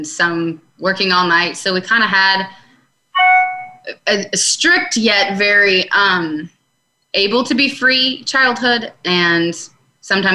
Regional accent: Tampa, Florida, United States; I was born in Tampa, Florida.

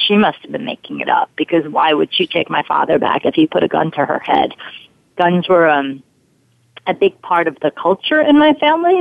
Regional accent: New York City, New York, United States; accent: Brooklyn; I grew up in Brooklyn. um, spent a lot of money to get rid of that accent, but here it comes up again

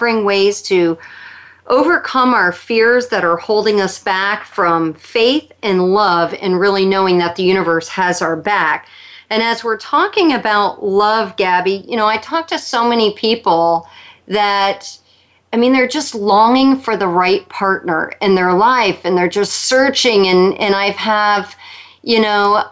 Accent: New York, United States; being a New Yorker myself

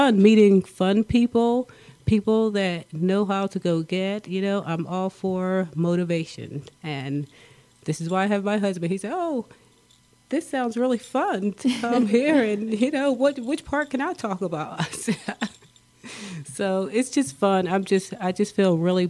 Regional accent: Philadelphia, Pennsylvania, United States; moved away as an adult; also born or lived in Prescott, Arizona; now in Arizona, United States; I'm from Philadelphia, PA

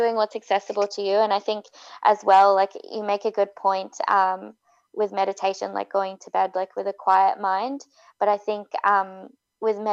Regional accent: Australia; now in Vancouver, Canada; an Australian who moved to Vancouver

